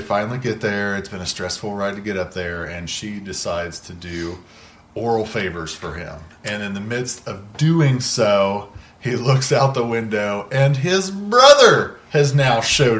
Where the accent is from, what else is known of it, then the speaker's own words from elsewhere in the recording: Appalachia, United States; I come from Appalachian country.